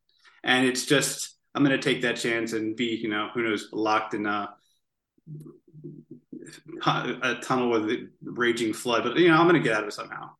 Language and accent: English; Newark, Delaware, United States; now in Bear, United States; I am from Newark, Delaware. Actually, I live in Bear, Delaware